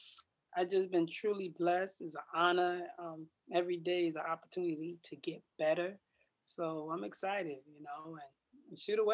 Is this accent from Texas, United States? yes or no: no; Bridgeport, Connecticut, United States; moved away as an adult; also born or lived in Iowa; I came from Bridgeport, Connecticut, of course.